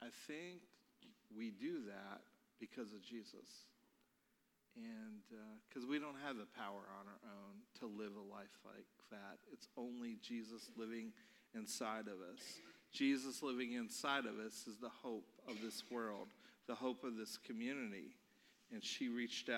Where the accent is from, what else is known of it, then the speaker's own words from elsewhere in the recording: Baltimore, Maryland, United States; now in North Canton, United States; I'm from Baltimore, Maryland